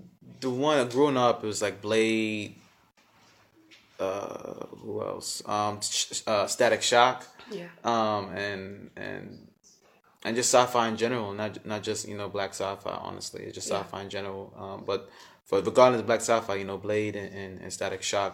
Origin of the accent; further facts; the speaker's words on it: New York City, New York, United States; I grew up in the hood. I grew up in Brooklyn, Coney Island